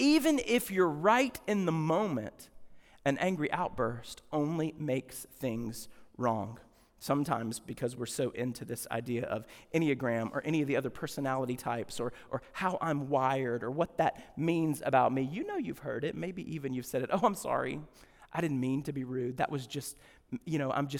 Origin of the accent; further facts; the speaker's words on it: Deep South, United States; I grew up in the Deep South.